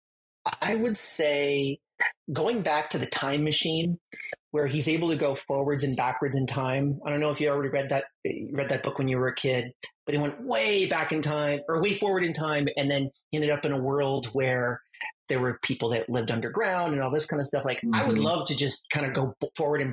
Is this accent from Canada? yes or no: yes; Canada; I'm French Canadian.